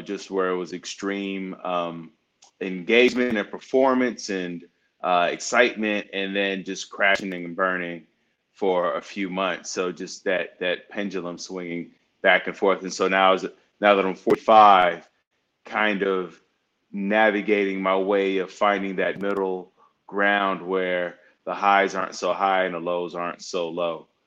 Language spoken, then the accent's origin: English; Chicago, Illinois, United States; I'm from the north side of Chicago, and uh, growing up in a single-parent home in a Section 8 building